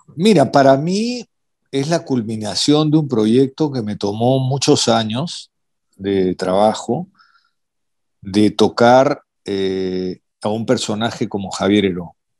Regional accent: Peru; siendo peruano

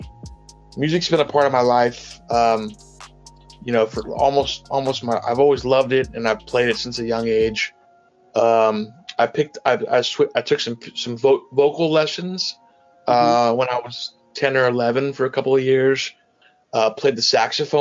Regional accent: Walnut Creek, California, United States; I'm from Northern California. I grew up in the East Bay, which is about a 30-minute drive from San Francisco east, in a city called Walnut Creek.

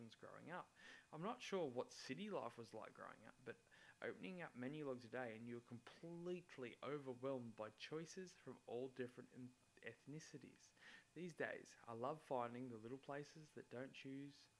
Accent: Mildura, Victoria, Australia; Living in the town of Mildura, a small rural town in Sunraysia, Victoria, with many Italians in our community, due to the climate being very similar to that of Italy, I grew up on a fruit block slash vineyard

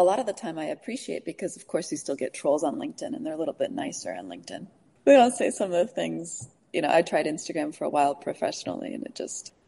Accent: Chicago, Illinois, United States; I'm from Chicago, so my parents are there

